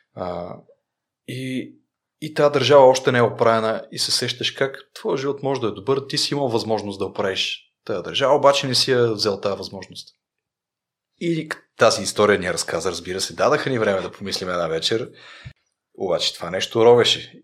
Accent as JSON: {"language": "Bulgarian", "region": "Rhodope Mountains", "country": "Bulgaria", "said": "съм от Родопите"}